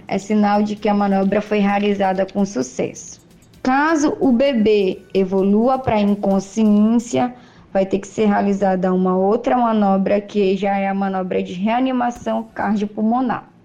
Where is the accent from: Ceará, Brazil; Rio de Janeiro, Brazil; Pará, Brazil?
Pará, Brazil; sou paraense